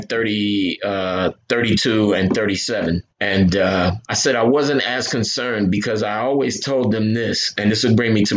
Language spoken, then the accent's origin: English; Newark, New Jersey, United States; now in Ocean County, New Jersey, United States; In my neighborhood where I grew up in Newark